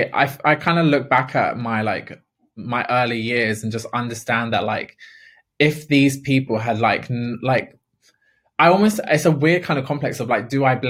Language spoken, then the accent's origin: English; London, United Kingdom; I am a council estate girl. I'm from Ladbroke Grove, and council estates, I love being from a council estate